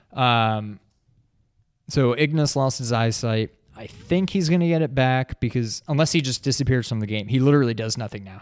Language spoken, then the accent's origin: English; New York, United States; moved away; also born or lived in New England; born and raised in New York